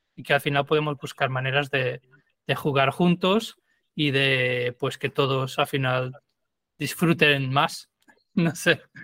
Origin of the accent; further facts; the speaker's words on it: Lisbon, Portugal; Spanish is a second language; moved away as an adult; now in Madrid, Spain; yo soy de Lisboa y viví en Lisboa hasta terminar la universidad pero vivo en, em, España, en Madrid, hace 12 años más o menos